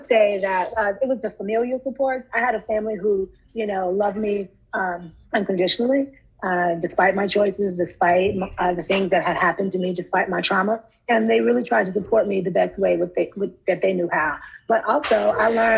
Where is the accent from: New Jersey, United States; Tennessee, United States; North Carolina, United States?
North Carolina, United States; Charlotte; I'm from North Carolina. I was born and raised in Charlotte